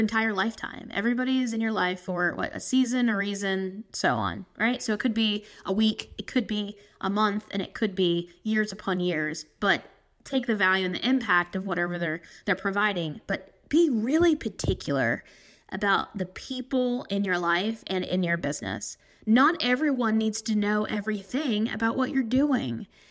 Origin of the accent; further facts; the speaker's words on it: South Carolina, United States; I'm coming from South Carolina